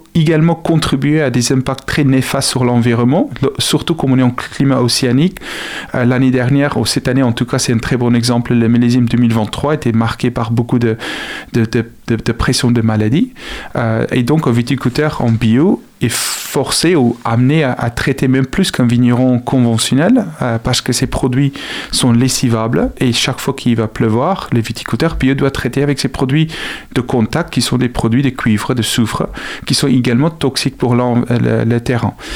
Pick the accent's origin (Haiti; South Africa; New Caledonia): South Africa; French is a second language; now in Angers, France; Je suis originaire d'Afrique du Sud